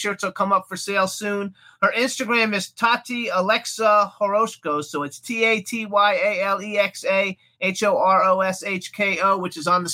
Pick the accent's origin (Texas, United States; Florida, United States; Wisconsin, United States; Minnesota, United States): Florida, United States; now in Palm Springs, United States; I'm from Florida